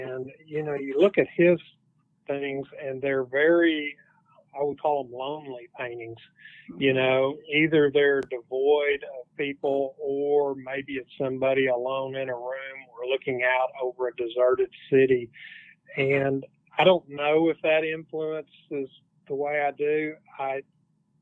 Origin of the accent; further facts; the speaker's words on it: Fort Smith, Arkansas, United States; here in my hometown